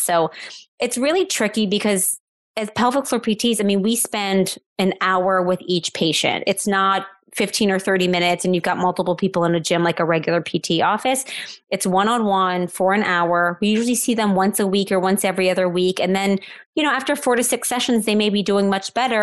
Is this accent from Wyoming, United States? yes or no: no; New Orleans, Louisiana, United States; I live in New Orleans, Louisiana, which is my hometown.